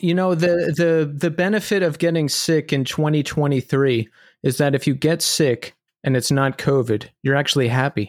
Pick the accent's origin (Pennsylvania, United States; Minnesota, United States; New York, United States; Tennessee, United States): Pennsylvania, United States; just outside of Philadelphia; I grew up in Pennsylvania outs-, just outside of Philadelphia